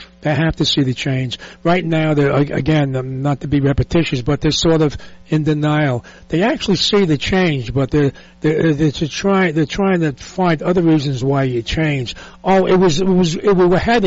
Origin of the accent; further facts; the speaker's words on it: New York City, New York, United States; being a New Yorker, from the Lower East Side